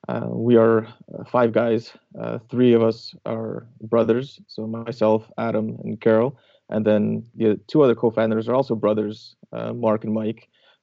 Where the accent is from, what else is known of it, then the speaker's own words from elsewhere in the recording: Canada; I was growing up in Canada